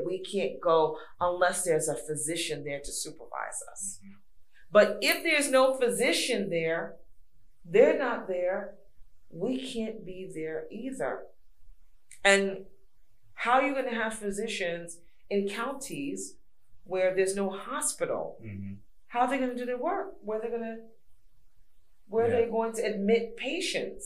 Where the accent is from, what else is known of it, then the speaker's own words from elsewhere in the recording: New York City, New York, United States; moved away; also born or lived in Georgia; I'm from New York. I give them the New York talk, raw, Brooklyn, New York, raw